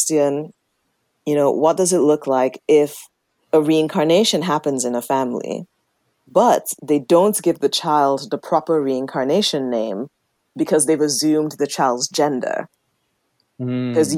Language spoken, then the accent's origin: English; Nigeria; moved away; I was born and raised in Nigeria in Igbo land.